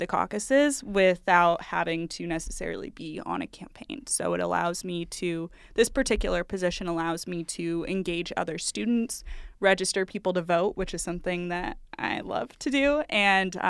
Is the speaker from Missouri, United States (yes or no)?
yes; St. Louis, Missouri, United States; moved away as an adult; now in Des Moines, United States; I'm from St. Louis, Missouri, a town just outside of it